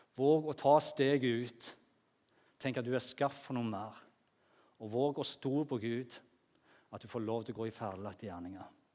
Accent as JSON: {"language": "Norwegian", "area": "Jæren", "region": "Rogaland", "country": "Norway", "moved": "yes", "said": "der på Jæren som jeg kommer fra"}